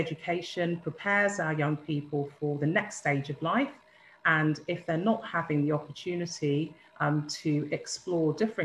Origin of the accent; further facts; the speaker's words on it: Birmingham, West Midlands, United Kingdom; I'm from Birmingham